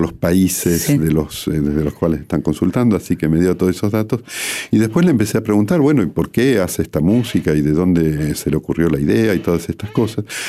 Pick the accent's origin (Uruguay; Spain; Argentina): Argentina; Bariloche, Río Negro; moved away as an adult; now in Paris, France; yo crecí en Bariloche desde los 10 años de edad hasta los 27, que fue cuando me fui a estudiar a, Francia y luego me quedé hasta el día de hoy.